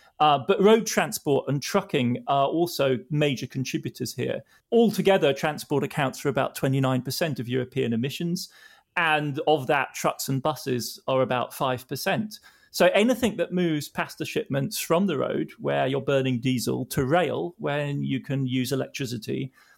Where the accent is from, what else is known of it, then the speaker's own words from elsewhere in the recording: Germany; It was still very much happening in the 70s and 80s when I was growing up in West Germany.